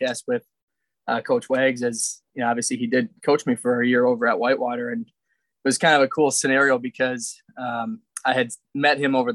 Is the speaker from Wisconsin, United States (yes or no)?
yes; South Milwaukee, Wisconsin, United States; I'm from South Milwaukee.